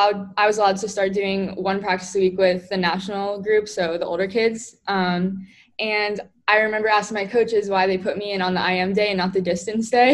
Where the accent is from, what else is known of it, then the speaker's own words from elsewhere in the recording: Sarasota, Florida, United States; also born or lived in Pennsylvania; we moved back down to Florida and Sarasota, that's when I joined my first swim team